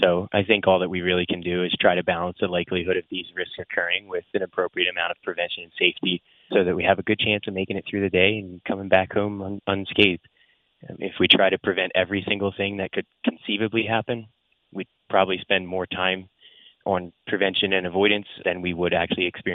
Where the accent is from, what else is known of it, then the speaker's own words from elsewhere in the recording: New Jersey, United States; now in Atlanta, United States; I've played since I was a kid growing up in New Jersey